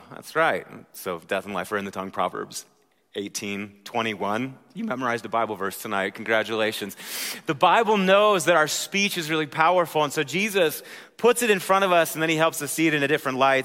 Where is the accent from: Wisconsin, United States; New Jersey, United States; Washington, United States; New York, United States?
Wisconsin, United States; moved away; I'm from Wisconsin, so that's how we handle those vowels